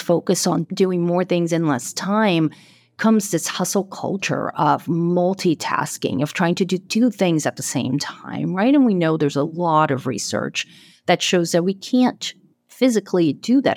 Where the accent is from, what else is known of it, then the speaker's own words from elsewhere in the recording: Brazil; moved away as an adult; also born or lived in Boston area; now in Boston, United States; I'm originally from Brazil, and I live, um, in the Boston area now